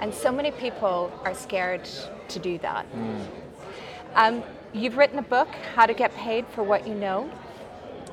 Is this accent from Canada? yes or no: yes; Canada; moved away as an adult; now in Dubai, United Arab Emirates; Originally, I'm from Canada, but I've been living in Dubai for the past 14 years